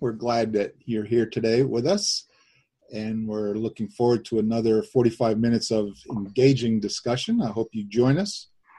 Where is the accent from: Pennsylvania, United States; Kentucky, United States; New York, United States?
Pennsylvania, United States; Honesdale; from Honesdale, Pennsylvania